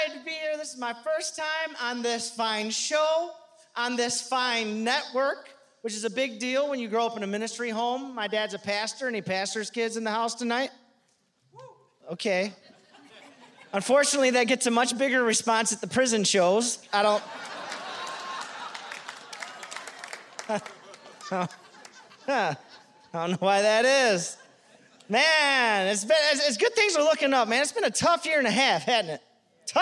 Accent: Detroit, Michigan, United States; I'm from Detroit, Michigan

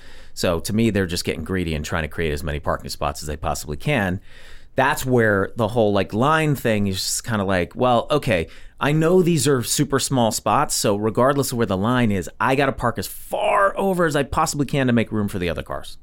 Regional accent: Montgomery, Alabama, United States; now in Los Angeles, United States; I'm from Montgomery, Alabama.

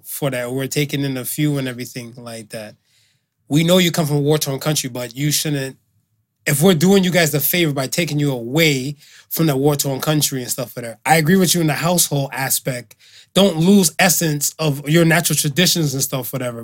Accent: Miami, Florida, United States; now in Canada; we had two white kids and stuff, whatever, growing up in Miami

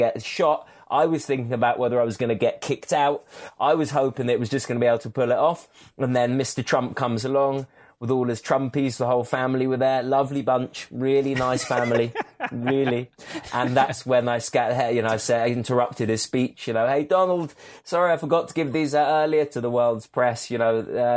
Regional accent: England, United Kingdom; I'm an Englishman

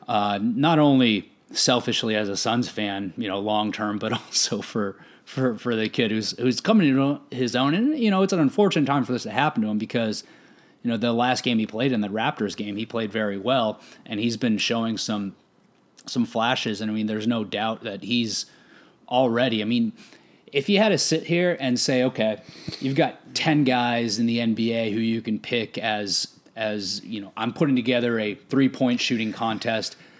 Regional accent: Arizona, United States; growing up in Arizona

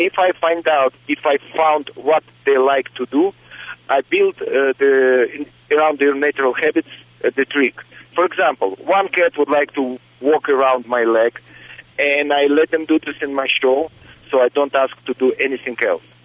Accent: Russia; now in Las Vegas, United States; I grew up in Russian circus family

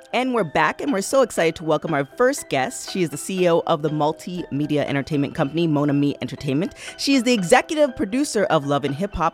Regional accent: Toronto, Ontario, Canada; I'm from Toronto

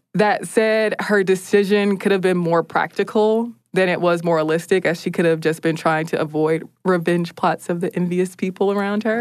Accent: United States; as an American

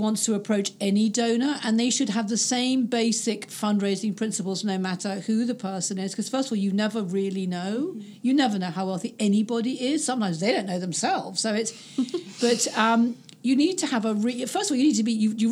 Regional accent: United Kingdom; being British

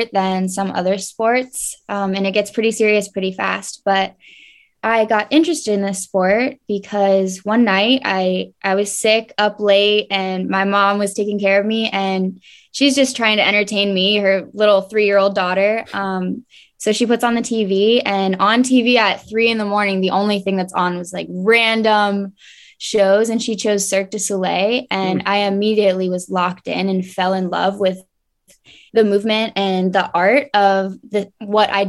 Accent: Marietta, Georgia, United States; also born or lived in Atlanta, Georgia; I grew up in Marietta, Georgia. I was born in Atlanta and lived in Georgia my whole life

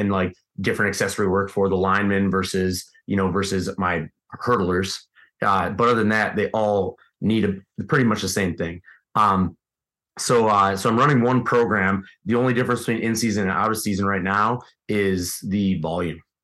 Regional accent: Midwest, United States; being a Midwesterner

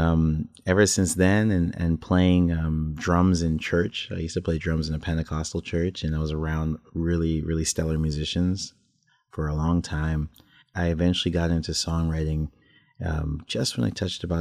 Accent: Toronto, Ontario, Canada; I was born in Toronto.

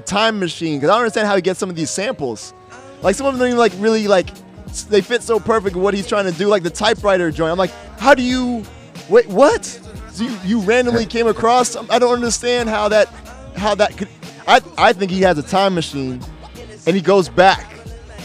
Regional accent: Jamaica; I'm Jamaican.

